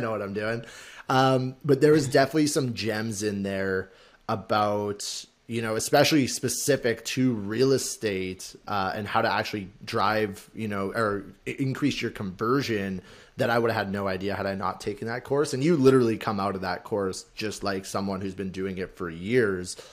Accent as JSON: {"language": "English", "region": "Alberta", "country": "Canada", "moved": "yes", "lives_now": "Toronto, Canada", "said": "we're both from Alberta"}